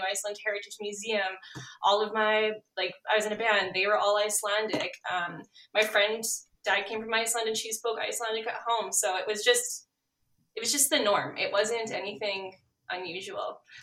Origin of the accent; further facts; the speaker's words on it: Gimli, Manitoba, Canada; now in Winnipeg, Canada; being born in Gimli and growing up in Gimli